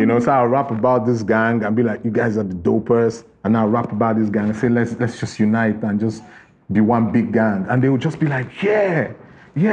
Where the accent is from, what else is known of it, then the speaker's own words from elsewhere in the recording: Enugu, Enugu State, Nigeria; I grew up in the Southeast, in Enugu specifically